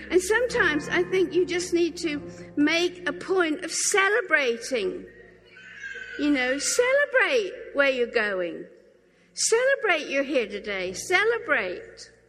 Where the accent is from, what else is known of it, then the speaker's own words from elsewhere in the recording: England, United Kingdom; And I said, Well, you know, I am English and I do kind of live in England.